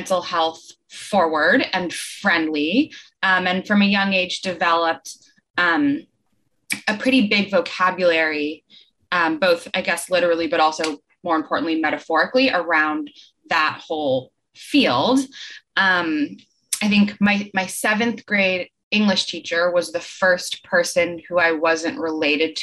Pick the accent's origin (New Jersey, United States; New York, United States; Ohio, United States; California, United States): California, United States; Marin; growing up in Marin